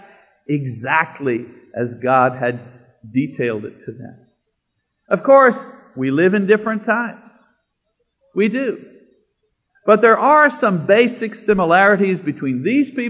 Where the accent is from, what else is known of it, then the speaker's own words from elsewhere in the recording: Canada; moved away; I'm Canadian